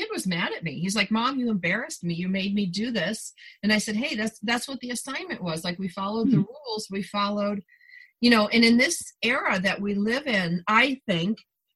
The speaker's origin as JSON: {"language": "English", "region": "New York", "country": "United States", "tie": "born or raised there", "moved": "yes", "lives_now": "California, United States", "said": "I'm a New Yorker by birth"}